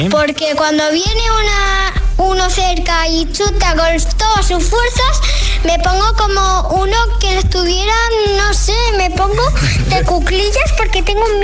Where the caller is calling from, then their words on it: Madrid, Community of Madrid, Spain; de Madrid